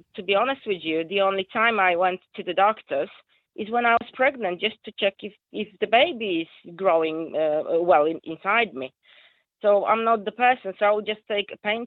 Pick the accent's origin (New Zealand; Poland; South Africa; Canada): Poland; English is a second language; moved away as an adult; now in Rossendale, United Kingdom; as you can hear from my accent, I'm not, you know, English is my second language. I'm Polish.